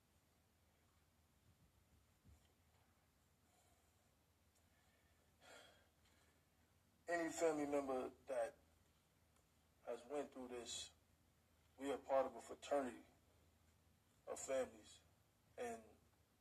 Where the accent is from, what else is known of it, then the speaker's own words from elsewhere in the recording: New York, United States; I'm from New York